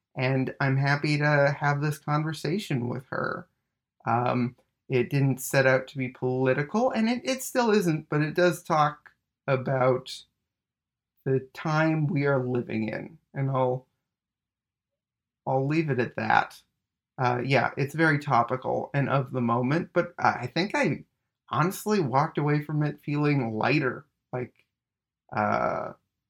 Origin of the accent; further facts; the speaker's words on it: Winnipeg, Manitoba, Canada; moved away; we're both from Winnipeg originally